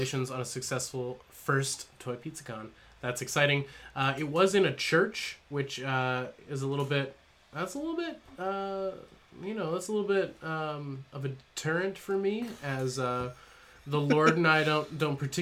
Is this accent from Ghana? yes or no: no; Canada; being Canadian